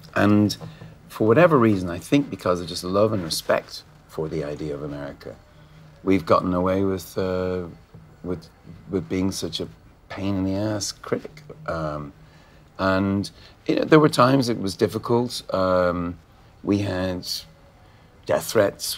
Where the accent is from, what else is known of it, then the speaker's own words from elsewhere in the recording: Ireland; we're Irish